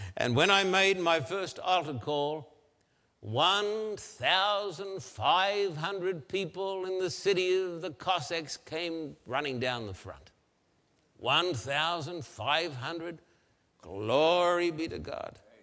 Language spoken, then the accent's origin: English; Australia; I'm an Australian